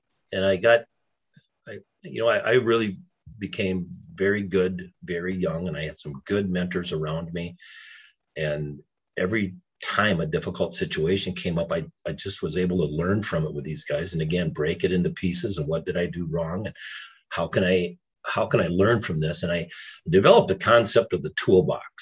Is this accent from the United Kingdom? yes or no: no; Hayfield, Minnesota, United States; also born or lived in Stewartville, Minnesota; Dad upgraded, bought a bigger farm, and I moved from Stuartville, Minnesota to Hayfield, Minnesota, the Hayfield Vikings, and had a really great, fun career there